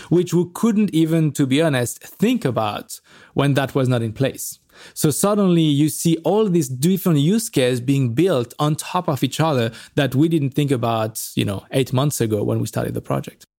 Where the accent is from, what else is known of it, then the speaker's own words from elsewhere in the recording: France; moved away; also born or lived in Paris; I'm from France